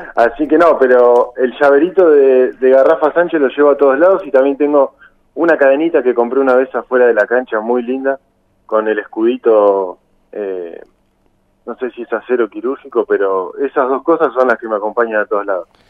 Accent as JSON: {"language": "Spanish", "town": "Punta Alta", "region": "Buenos Aires Province", "country": "Argentina", "tie": "born or raised there"}